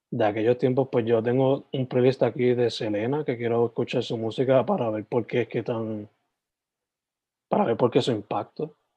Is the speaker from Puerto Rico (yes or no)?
yes; Sabana Grande, Puerto Rico; moved away as an adult; now in Carolina, Puerto Rico; Yo soy original de Sabana Grande, San Germán, pero me tuve que mover para Carolina